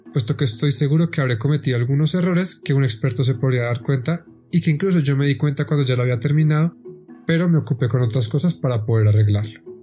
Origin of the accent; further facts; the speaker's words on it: Bogotá, Colombia; soy bogotano con raíces bien profundas en la ciudad